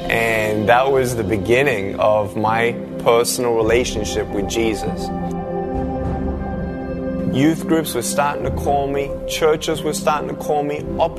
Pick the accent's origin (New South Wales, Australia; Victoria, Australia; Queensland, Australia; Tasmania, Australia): Victoria, Australia; Melbourne; I was born in Melbourne, Australia, 1982.